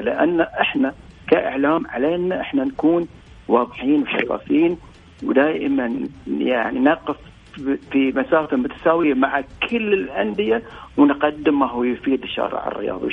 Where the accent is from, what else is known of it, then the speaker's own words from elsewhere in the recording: Bahrain; إحنا عندنا في البحرين الآن